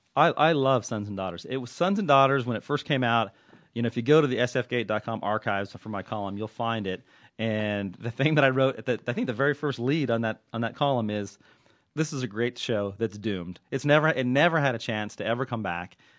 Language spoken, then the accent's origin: English; Southern California, United States; also born or lived in Oakland; I'm nothing if not a hockey fan growing up in Southern California.